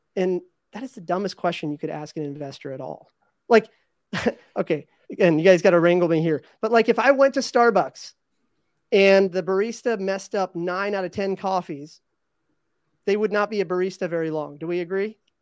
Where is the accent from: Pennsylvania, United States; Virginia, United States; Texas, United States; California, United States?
Virginia, United States; I grew up in Virginia